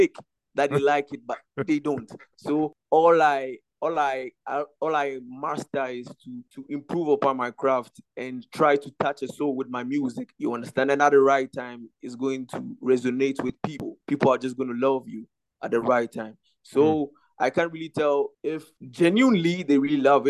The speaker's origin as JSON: {"language": "English", "country": "Ghana", "said": "I'm from Ghana"}